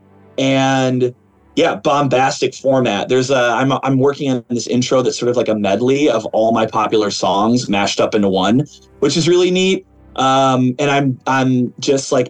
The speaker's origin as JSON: {"language": "English", "town": "Chicago", "region": "Illinois", "country": "United States", "tie": "born or raised there", "said": "I'm from Chicago"}